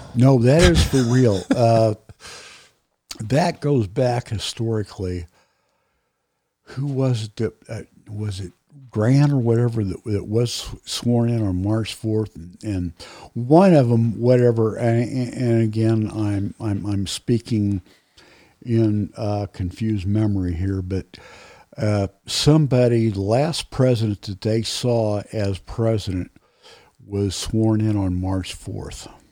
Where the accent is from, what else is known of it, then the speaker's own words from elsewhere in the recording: United States; as an American